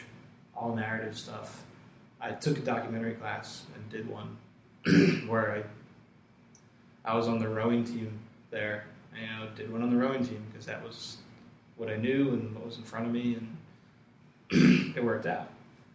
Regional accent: Ewing, New Jersey, United States; I grew up in Ewing, which is next door to Princeton

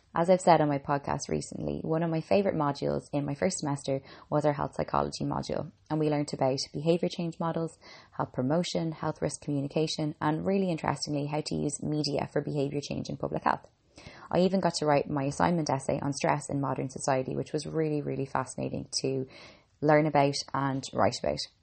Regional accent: Ireland; I'm an Irish girl

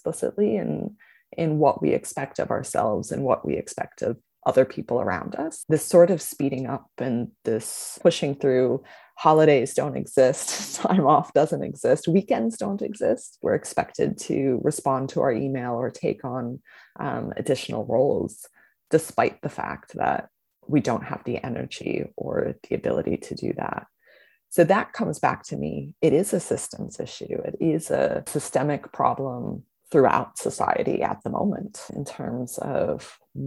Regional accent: Indiana, United States; also born or lived in Boston / Phoenix, Arizona / San Diego; now in Brisbane, Australia; I grew up in Indiana, sort of near Chicago, and moved on to Boston and then Phoenix, Arizona, and San Diego before coming to Brisbane

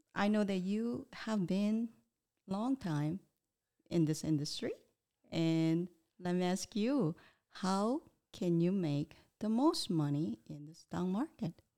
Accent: Daegu, South Korea; moved away; I'm originally from Daegu City, South Korea.

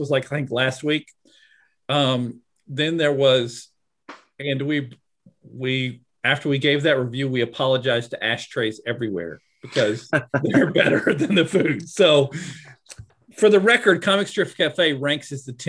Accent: United States; also born or lived in Southwest US; I grew up in the Midwest and the Southwest in the U.S.

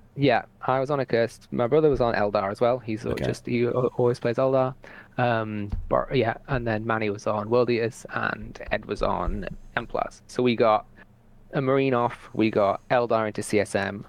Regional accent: Newcastle upon Tyne, North East England, United Kingdom; I come from Newcastle

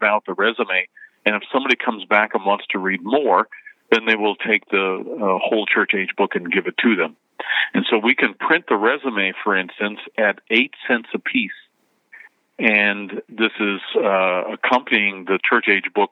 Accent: Canada; moved away as an adult; also born or lived in Jeffersonville, United States; now in United States; Before I moved to the United States, I was born and raised in Canada

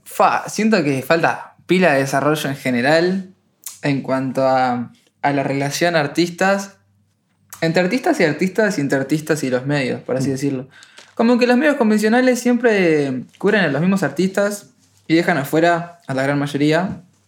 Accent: Uruguay; soy uruguayo

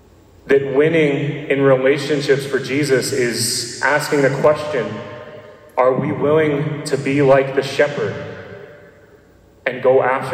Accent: Nashville, Tennessee, United States; I'm from Nashville, Tennessee. And no, I do not have a Southern accent, as people always point that out. And I know because I've never had a Southern accent.

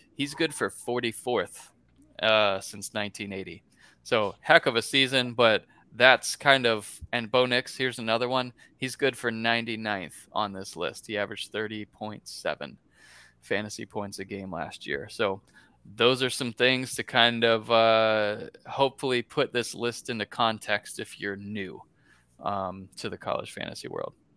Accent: Gainesville, Florida, United States; I was born in Gainesville

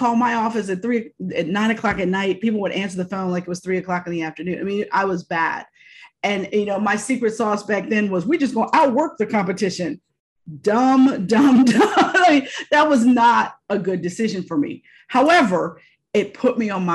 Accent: Pittsburgh, Pennsylvania, United States; moved away as an adult; also born or lived in Philadelphia, Pennsylvania / Virginia; I got my first job in Market 20 Television in Pittsburgh, in my hometown, as an associate producer.

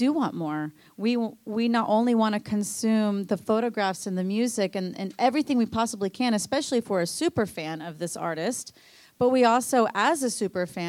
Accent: Dallas, Texas, United States; moved away as an adult; also born or lived in California; I'm from Dallas.

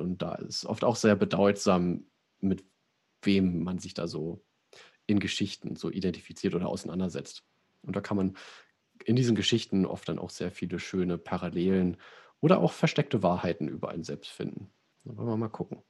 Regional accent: Sauerland, North Rhine-Westphalia, Germany; ich komme ja aus dem Sauerland, bei uns heißt der Knecht Ruprecht

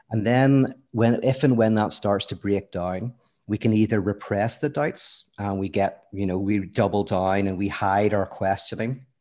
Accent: Belfast, Northern Ireland, United Kingdom; moved away as an adult; now in United States; from Belfast, lived there most of my life, but then actually moved to America, uh, in my early thirties

